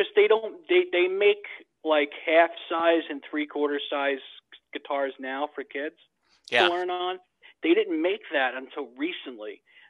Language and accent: English; New York, United States; also born or lived in Bogota, Colombia / New Jersey; I was born in Bogota, Colombia, but I was raised here in the States, in New York